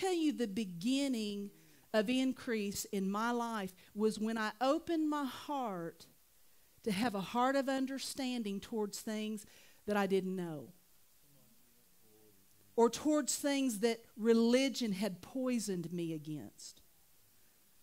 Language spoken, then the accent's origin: English; Oklahoma, United States; I'm from Oklahoma